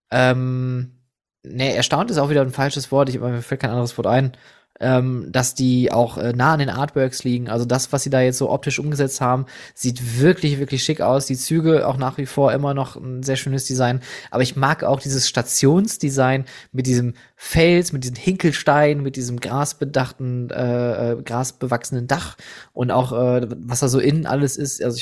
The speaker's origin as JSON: {"language": "German", "country": "Netherlands", "said": "also, pass auf, ich bin Niederländer, du bist ein Achterbahn"}